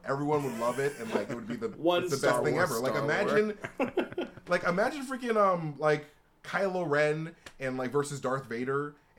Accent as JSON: {"language": "English", "region": "Alabama", "country": "United States", "said": "Ship Luke and Leia, actually. I'm from Alabama."}